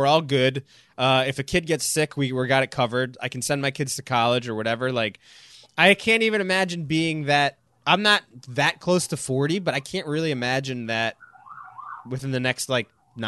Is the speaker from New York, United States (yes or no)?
yes; New York, United States; I'm a New Yorker, but like, maybe it's time to spend a couple years living down here in Charleston.